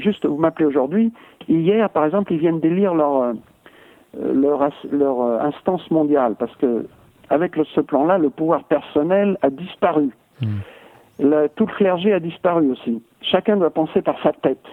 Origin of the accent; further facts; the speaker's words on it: France; je suis français et j'ai pas perdu du tout mon identité